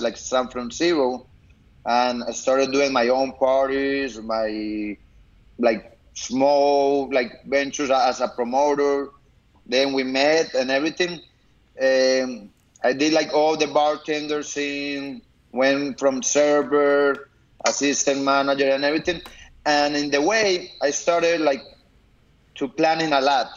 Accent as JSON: {"language": "English", "country": "Colombia", "tie": "born or raised there", "moved": "as an adult", "said": "I was born here, but I grew up in Colombia, so I study over there"}